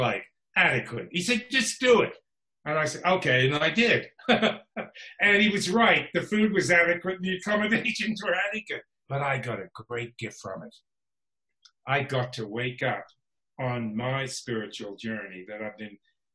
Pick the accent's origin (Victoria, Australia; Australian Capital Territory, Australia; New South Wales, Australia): Australian Capital Territory, Australia; Canberra; moved away as an adult; now in Los Angeles, United States; I was born in Australia, Canberra, the capital city.